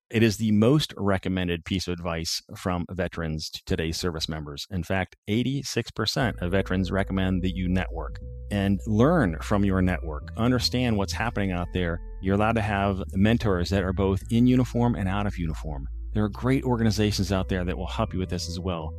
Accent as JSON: {"language": "English", "town": "Findlay", "region": "Ohio", "country": "United States", "tie": "born or raised there", "also_born_or_lived": "Colorado Springs", "moved": "as an adult", "said": "I grew up in Findlay, Ohio, Northwest Ohio"}